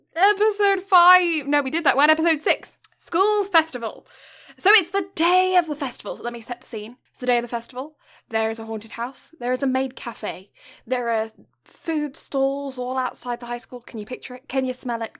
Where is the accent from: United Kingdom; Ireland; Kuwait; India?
United Kingdom; south of England; first language English; now in Canada; I was born in the south of England